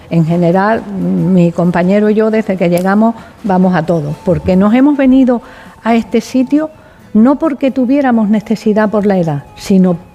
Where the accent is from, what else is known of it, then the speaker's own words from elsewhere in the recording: Seville, Andalusia, Spain; Eh, yo vengo de Sevilla y antes he, pertenecido a un proyecto